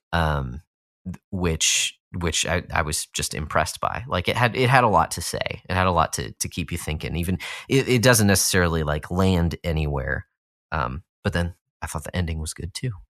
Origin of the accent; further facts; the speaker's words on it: Austin, Texas, United States; moved away; not that I was from a small town, Austin is not a small town at all, but I was als-, I was from Texas